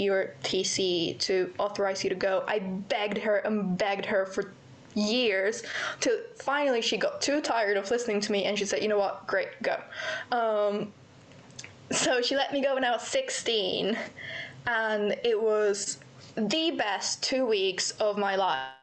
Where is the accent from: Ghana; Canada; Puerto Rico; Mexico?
Mexico; Querétaro; moved away as an adult; now in United Kingdom; I am from Querétaro. It's not a very well-known place.